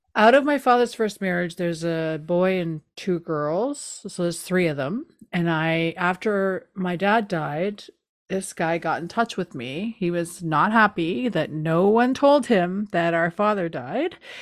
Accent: East Coast, Canada; now in Toronto, Canada; I'm from the East Coast. I live in the East End.

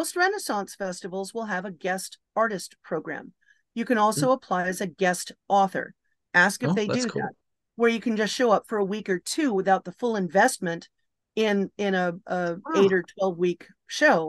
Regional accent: Los Angeles, California, United States; I'm from Los Angeles

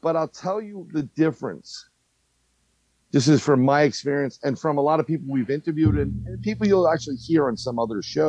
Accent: New York City, New York, United States; growing up in New York

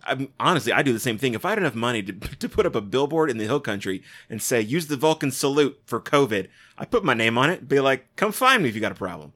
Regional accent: United States; I'm an American. I say ballot

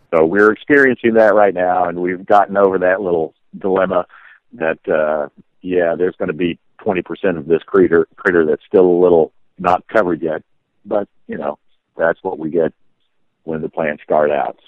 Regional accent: Oak Ridge, Tennessee, United States; I was raised in Oak Ridge, Tennessee

